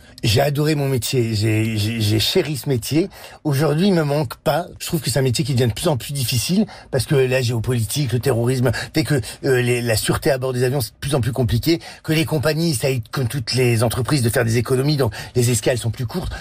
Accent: the Nord, Hauts-de-France, France; je suis du Nord

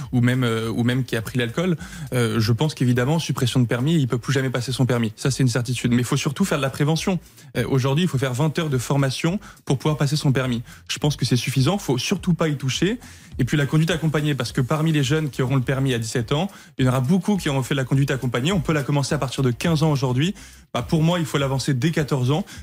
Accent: Tarn, Occitania, France; Moi, je viens du Tarn, un département rural

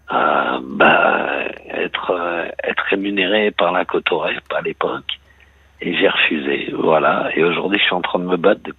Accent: Île-de-France, France; je suis de la, région parisienne, hein, je suis d'Argentine Oui. Euh, aujourd'hui, j'habite en Bretagne.

